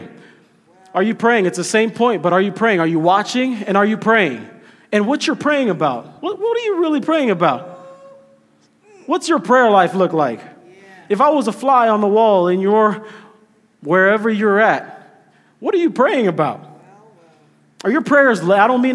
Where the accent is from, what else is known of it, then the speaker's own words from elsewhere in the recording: Kenya; now in United States; I'm Kenyan, but I'm like Kenyan American because I'm a citizen now.